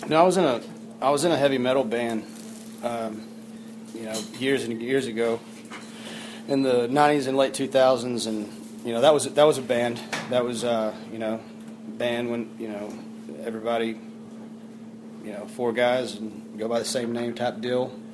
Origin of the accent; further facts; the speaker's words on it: Fort Worth, Texas, United States; I come from Fort Worth, Texas, I'm born born and raised originally down there